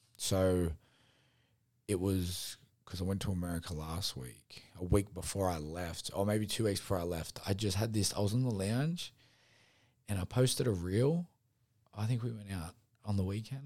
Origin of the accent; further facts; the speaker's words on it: Sydney, New South Wales, Australia; I said, Sydney.